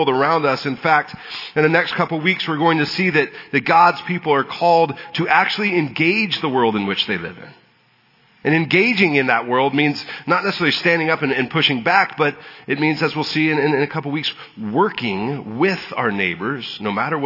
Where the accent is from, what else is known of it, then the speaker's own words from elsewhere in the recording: San Diego, California, United States; I was born in San Diego and have been a native Southern Californian my whole life